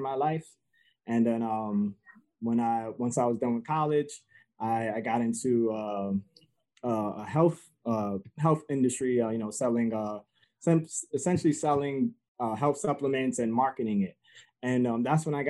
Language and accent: English; New York City, New York, United States; also born or lived in Connecticut; now in Stratford, Connecticut, United States; I originally grew up in Bronx, New York, and I was raised in mainly a single family home